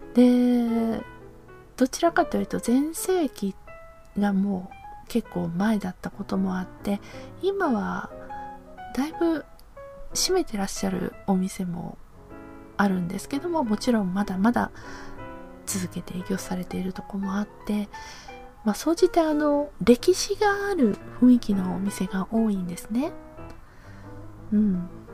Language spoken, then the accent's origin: Japanese; Hiroshima, Japan; now in Aichi, Japan; 私広島出身